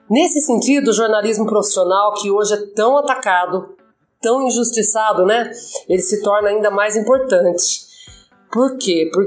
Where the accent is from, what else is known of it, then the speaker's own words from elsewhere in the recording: São Paulo, Brazil; Eu sou daqui do interior de São Paulo mesmo. Moro faz 25 anos em Araras.